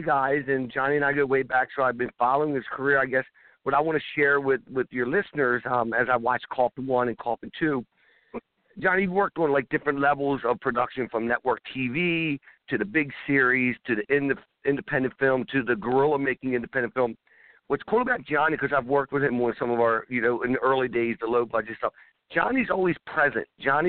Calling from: Baltimore, Maryland, United States; I'm calling from Baltimore, Maryland.

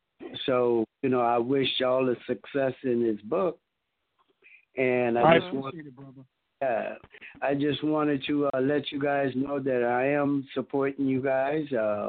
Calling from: Rio Linda, California, United States; I'm calling from Rio Linda, California.

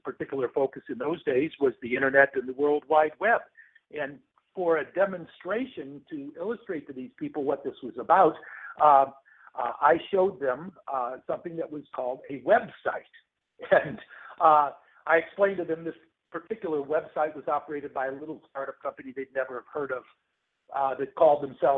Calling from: Atlanta, Georgia, United States; I'm calling in from Atlanta, storm-racked Atlanta

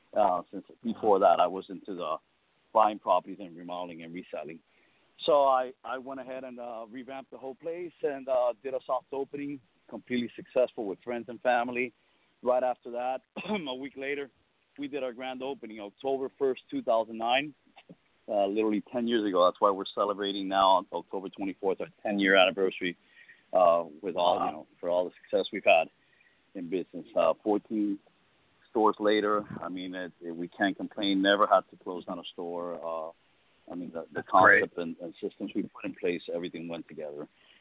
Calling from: Miami, Florida, United States; Miami, Florida.

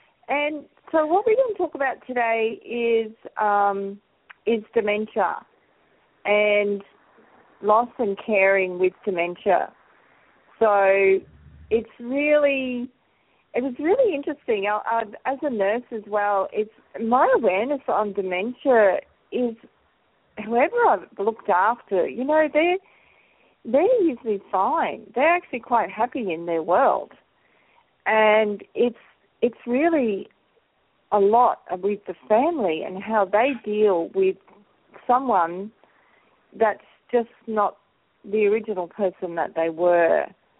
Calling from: Australia; I'm just live from Australia, so good afternoon or good morning and or good night, wherever you are in the world.

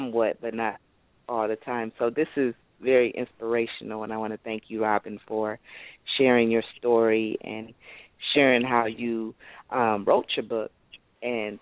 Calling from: Okemos, Michigan, United States; I'm calling from Okemos, Michigan

